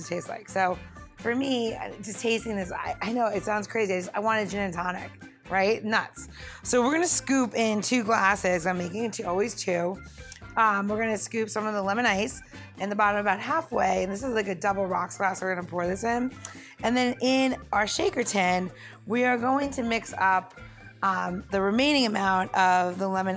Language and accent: English; New York, United States; I am from New York